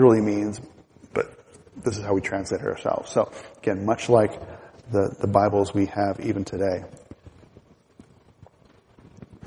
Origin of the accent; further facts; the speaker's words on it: United States; as an American